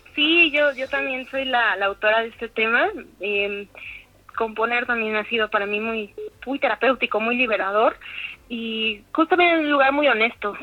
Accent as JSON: {"language": "Spanish", "region": "Mexico City", "country": "Mexico", "tie": "born or raised there", "also_born_or_lived": "Aguascalientes", "lives_now": "State of Mexico, Mexico", "said": "yo soy de la Ciudad de México, de aquí soy originaria"}